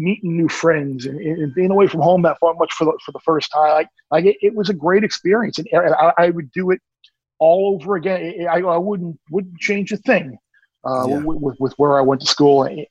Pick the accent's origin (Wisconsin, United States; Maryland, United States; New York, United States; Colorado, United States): New York, United States; Long Island; growing up in Long Island